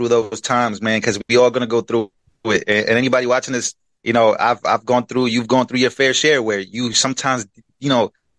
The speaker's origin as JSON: {"language": "English", "town": "New York City", "region": "New York", "country": "United States", "tie": "born or raised there", "also_born_or_lived": "Queens, New York / Puerto Rico", "said": "I was born in Queens, New York, then brought to Puerto Rico till I was 7 years old, and then I came to the Bronx"}